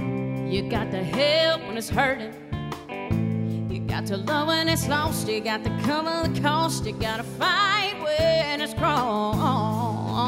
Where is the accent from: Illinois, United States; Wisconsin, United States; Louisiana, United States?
Louisiana, United States; New Orleans; my hometown, New Orleans, Louisiana.